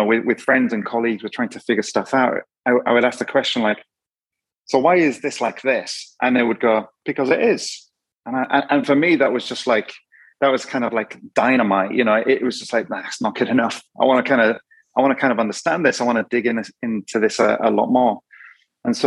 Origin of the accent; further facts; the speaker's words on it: Yorkshire and the Humber, United Kingdom; I'm from Yorkshire, so rugby league and football and all different things.